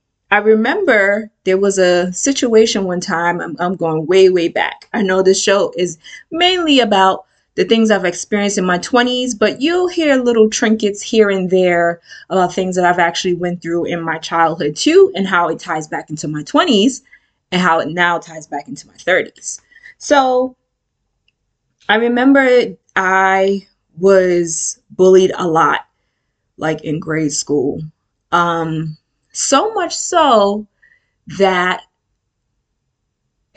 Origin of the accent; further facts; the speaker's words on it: New York City, New York, United States; I was born and raised in the Bronx, specifically the South Bronx.